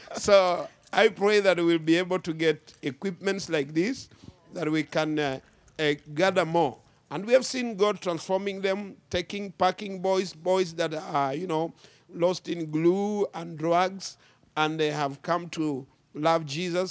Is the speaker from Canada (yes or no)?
no; Kenya; I come from Kenya, Africa, uh, East Africa